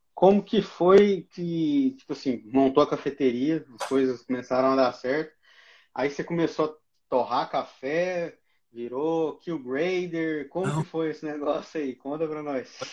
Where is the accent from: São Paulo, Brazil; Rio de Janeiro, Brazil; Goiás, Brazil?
Goiás, Brazil; now in Criciúma, Brazil; Eu sou de Goiás, mas estou aqui em Criciúma também.